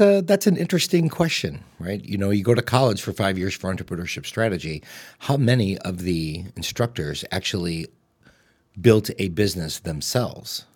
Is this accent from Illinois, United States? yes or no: yes; Streamwood, Illinois, United States; also born or lived in Oak Park, Illinois; I grew up in Streamwood in a three-bedroom, one-bathroom house